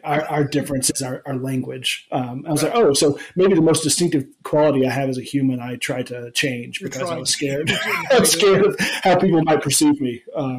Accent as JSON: {"language": "English", "town": "Florence", "region": "Alabama", "country": "United States", "tie": "born or raised there", "also_born_or_lived": "Chattanooga, Tennessee / Brazil", "moved": "as an adult", "said": "where I grew up in Alabama, in Florence."}